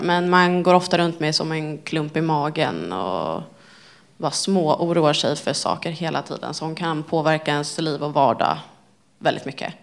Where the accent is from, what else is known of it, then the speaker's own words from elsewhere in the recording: Stockholm, Stockholm County, Sweden; född och uppväxt här i Stockholm. Också från Älta